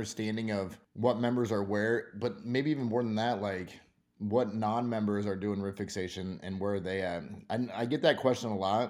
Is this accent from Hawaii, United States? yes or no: no; Boulder, Colorado, United States; I'm from Boulder, Colorado.